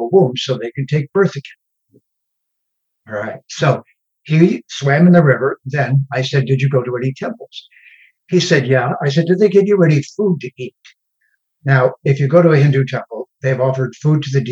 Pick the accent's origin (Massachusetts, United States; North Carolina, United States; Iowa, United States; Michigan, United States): Michigan, United States; Detroit; I was born in Detroit, Michigan, when it was the murder capital of North America